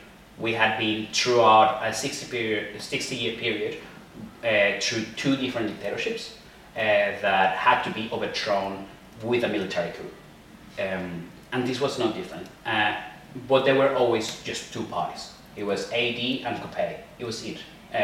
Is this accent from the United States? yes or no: no; Venezuela; moved away as an adult; now in Australia; I lived in Venezuela most of my life. I am originally from there. And I came to Australia on a rather rush scenarios in 2010. And since then, I have been here.